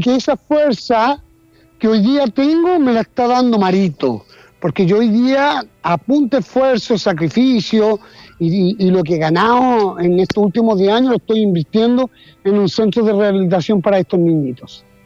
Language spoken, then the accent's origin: Spanish; Chile; Aquí en Chile